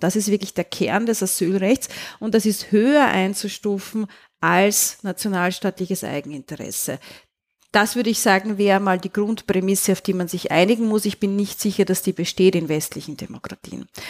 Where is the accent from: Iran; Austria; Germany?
Austria; Ich kann da als Österreicherin aus eigener Erfahrung sprechen